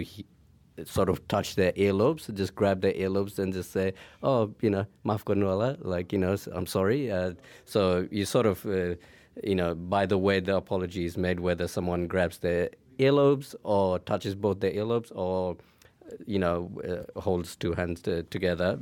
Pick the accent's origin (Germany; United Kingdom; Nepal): Nepal; I'm from Nepal